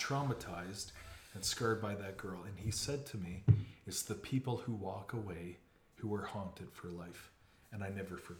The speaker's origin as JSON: {"language": "English", "country": "Canada", "said": "as was my right as a Canadian mm-hmm. citizen."}